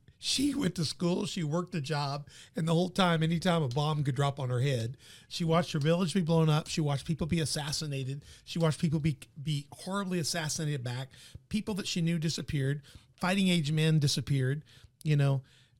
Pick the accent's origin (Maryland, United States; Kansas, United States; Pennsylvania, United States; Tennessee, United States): Tennessee, United States; Memphis; Sandra, while my family's all from here, my dad's from here, I grew up in Memphis. I grew up with my mom in the ballet, going to the park and the zoo, and I went to all-boys private school.